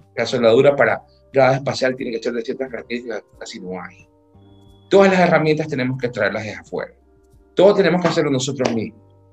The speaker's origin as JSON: {"language": "Spanish", "country": "Ecuador", "tie": "born or raised there", "said": "haya nacido en este país"}